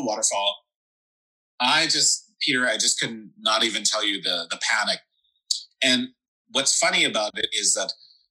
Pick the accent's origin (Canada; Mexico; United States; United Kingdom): Canada; Regina, Saskatchewan; I grew up in Regina, Saskatchewan. The biggest building here is like 18 floors or something.